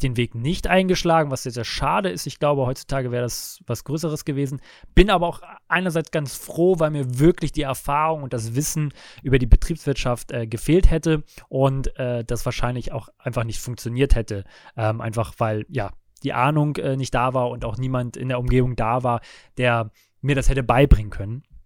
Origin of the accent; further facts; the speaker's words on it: Lübeck, Schleswig-Holstein, Germany; moved away as an adult; Ich bin gebürtiger Lübecker, bin dort zur Schule gegangen, aufgewachsen